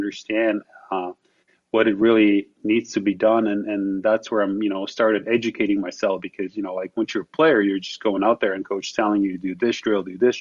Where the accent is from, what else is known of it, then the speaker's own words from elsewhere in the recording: Slovakia; English is a second language; moved away as an adult; for me, growing up in Slovakia